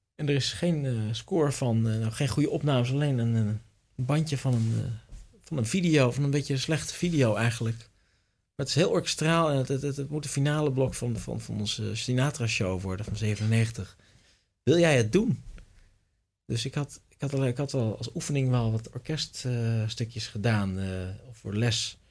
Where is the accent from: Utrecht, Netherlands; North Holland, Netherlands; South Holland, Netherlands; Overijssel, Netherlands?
Utrecht, Netherlands; Tienhoven; Tienhoven, het dorp waar ik vandaan kom